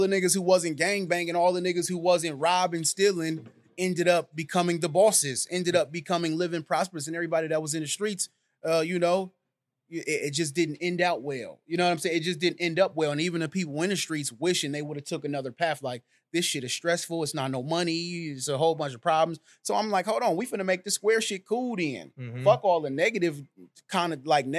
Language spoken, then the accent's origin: English; San Francisco, California, United States; also born or lived in Antioch, California; I'm from Hunters Point, California, out of San Francisco, California, born and raised